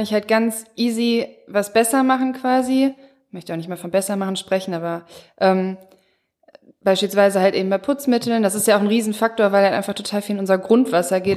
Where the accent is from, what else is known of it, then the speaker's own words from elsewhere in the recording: Mülheim, Germany; bei uns in Mülheim